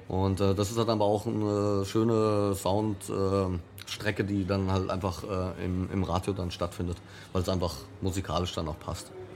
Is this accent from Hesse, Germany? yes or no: yes; Frankfurt, Hesse, Germany; in meiner eigenen Stadt, in meiner Geburtsstadt